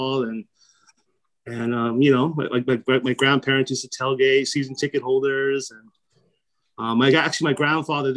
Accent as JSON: {"language": "English", "area": "Coachella Valley", "region": "Southern California", "country": "United States", "said": "I'm originally from the Coachella Valley, Southern California"}